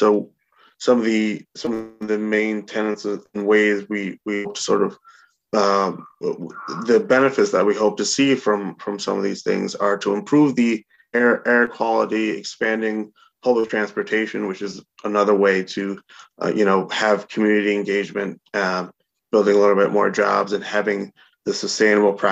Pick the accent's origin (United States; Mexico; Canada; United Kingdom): United States; Albany, New York; I've lived in Albany and was born and raised in Albany for my entire life